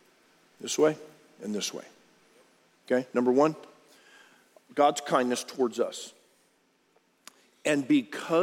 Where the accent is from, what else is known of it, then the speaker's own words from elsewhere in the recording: Harlingen, Texas, United States; I grew up on Rio Hondo Road in Harlingen, Texas.